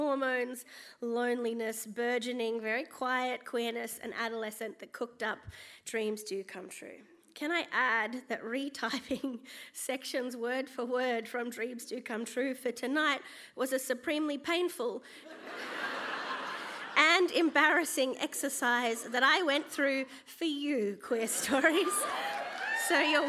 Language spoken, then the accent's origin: English; Gold Coast, Queensland, Australia; I grew up on the Gold Coast as a quirky, chubby kid who liked theatre and hated the beach